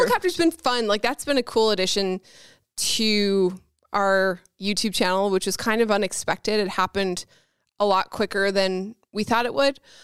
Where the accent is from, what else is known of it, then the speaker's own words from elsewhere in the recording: St. John's, Newfoundland and Labrador, Canada; moved away as an adult; also born or lived in Vancouver; now in Buffalo, United States; I'm from Saint John's, Newfoundland